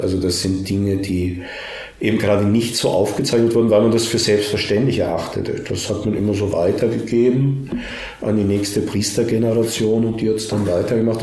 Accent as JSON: {"language": "German", "country": "Austria", "said": "mir fällt als Österreicher"}